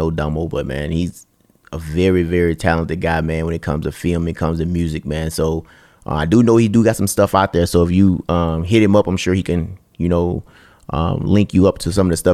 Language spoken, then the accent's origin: English; Mississippi, United States; moved away; when I grew up in Mississippi. Yeah, when I was back in Mississippi